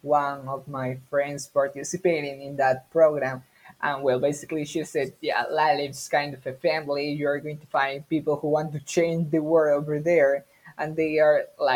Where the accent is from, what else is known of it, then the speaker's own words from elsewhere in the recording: Peru; English is a second language; I'm from Peru.